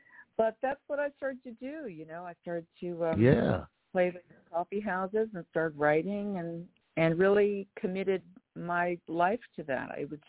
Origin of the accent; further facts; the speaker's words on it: New York City, New York, United States; Well, I grew up in New York City in the Bronx and Manhattan.